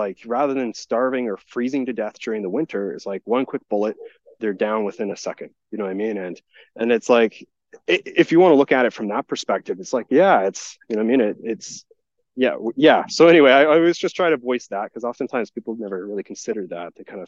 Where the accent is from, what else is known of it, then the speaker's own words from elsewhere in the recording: Alberta, Canada; You're allowed to hunt there just from being a Canadian and an Albertan.